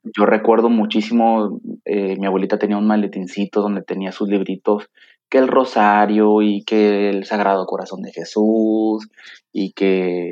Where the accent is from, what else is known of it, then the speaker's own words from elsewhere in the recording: Tampico, Tamaulipas, Mexico; moved away as an adult; now in Monterrey, Mexico; yo soy originario de Tampico, Tamaulipas, la ciudad de La Jaiba Brava